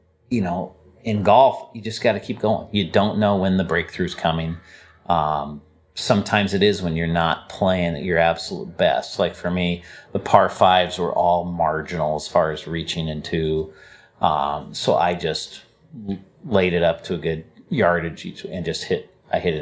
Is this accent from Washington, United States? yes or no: yes; Seattle, Washington, United States; I grew up here